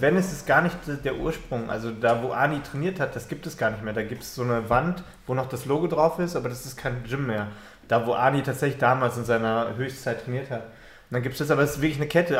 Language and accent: German; Germany; als Deutscher